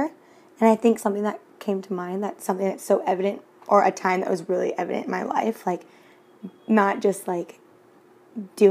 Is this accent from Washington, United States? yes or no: yes; Washington, United States; now in Cancun, Mexico; I'm from Washington State